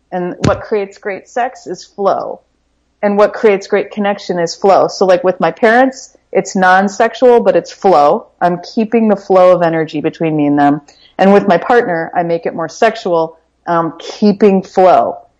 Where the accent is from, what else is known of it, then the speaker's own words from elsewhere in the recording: Midwest, United States; We grew up in the Midwest.